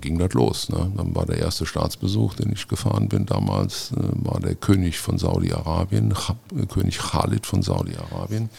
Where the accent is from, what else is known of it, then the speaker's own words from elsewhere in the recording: Montabaur, Rhineland-Palatinate, Germany; Also ich bin gebürtig äh, aus Munterbauer, ein aufrechter Westerwälder, wie man so schön sagt. Ähm, da bin ich äh, auch aufgewachsen